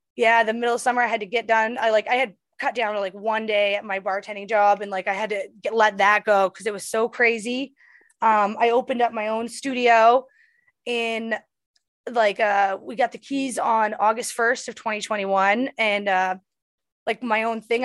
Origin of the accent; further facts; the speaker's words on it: Bangor, Maine, United States; moved away as an adult; also born or lived in Los Angeles, California; I'm going to my hometown